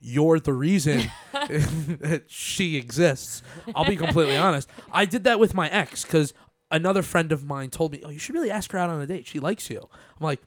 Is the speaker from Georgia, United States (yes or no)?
no; Long Island, New York, United States; also born or lived in Seaford / Plainview / Smithtown; It's honestly a great place to grow up. I mean, I grew up